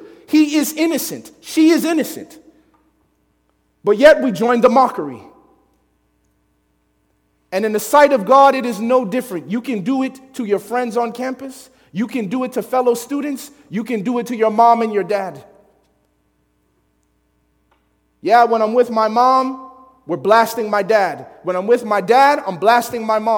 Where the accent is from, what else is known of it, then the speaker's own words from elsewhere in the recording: Chicago, Illinois, United States; I grew up in Chicago